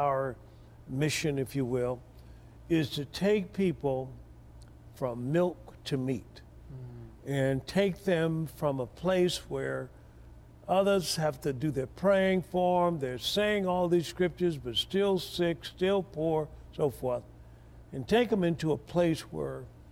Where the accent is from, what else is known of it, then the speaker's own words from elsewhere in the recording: Tuskegee, Alabama, United States; I was born in Tuskegee, Alabama.